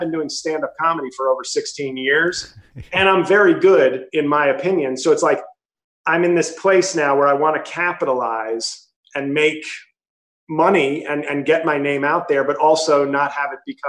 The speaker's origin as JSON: {"language": "English", "town": "New York City", "region": "New York", "country": "United States", "moved": "as an adult", "lives_now": "New Jersey, United States", "said": "I'm from New York City, but I now live in Jersey."}